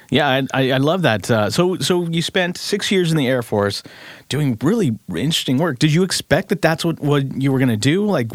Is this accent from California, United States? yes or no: yes; Bay Area, California, United States; I grew up in the Bay Area